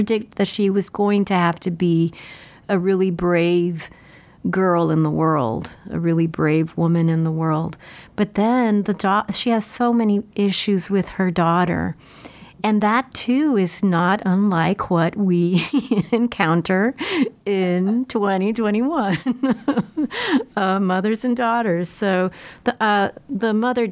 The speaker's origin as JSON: {"language": "English", "town": "Laredo", "region": "Texas", "country": "United States", "moved": "yes", "said": "I'm originally from Laredo"}